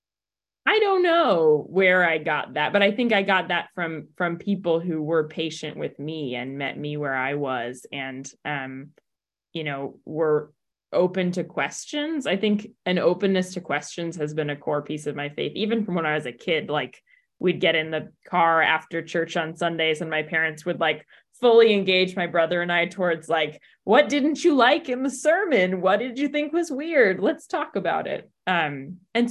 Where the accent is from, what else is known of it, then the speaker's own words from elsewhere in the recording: Southern California, United States; now in Ann Arbor, United States; I grew up in Southern California